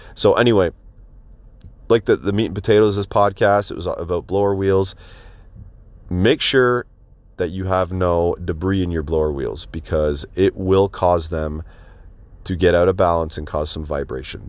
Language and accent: English; Canada; I'm Canadian